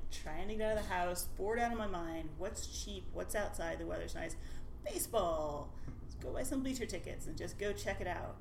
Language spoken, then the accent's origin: English; Nashville, Tennessee, United States; moved away as an adult; now in Seattle, United States; I grew up in Nashville, Tennessee, and I uh, wandered around the world for a bit before ending up here